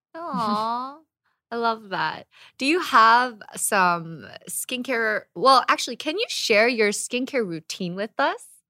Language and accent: English; United States; moved away as an adult; now in Korea; as an American